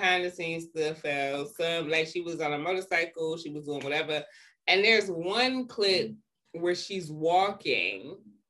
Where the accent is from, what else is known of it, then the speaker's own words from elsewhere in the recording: Detroit, Michigan, United States; moved away; And I was coming from Detroit, so I ain't know shit about none of them because I didn't even know a white child until I was 13.